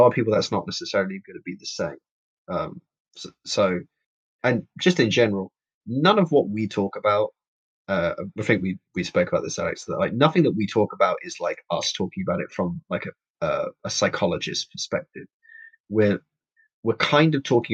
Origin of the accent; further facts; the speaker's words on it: London, United Kingdom; I'm born and raised in London, from London, Hackney specifically. East London.